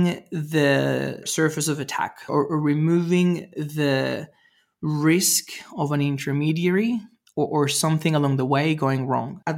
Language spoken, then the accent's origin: English; Venezuela; I grew up in Venezuela